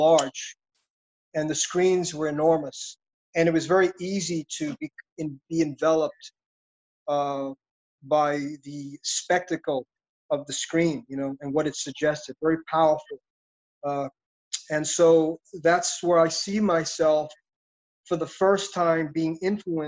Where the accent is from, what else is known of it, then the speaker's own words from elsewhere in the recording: New York City, New York, United States; I grew up in Brooklyn, New York City.